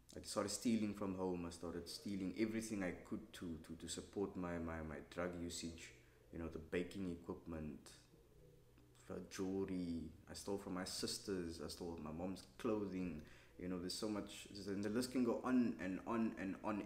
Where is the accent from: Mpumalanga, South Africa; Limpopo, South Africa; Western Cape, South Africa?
Western Cape, South Africa; Cape Town; I grew up in Cape Town